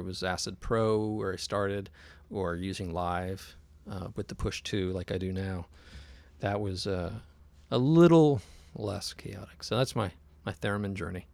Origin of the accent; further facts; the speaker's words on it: San Jose, California, United States; also born or lived in Oakland; I grew up in the South Bay in San Jose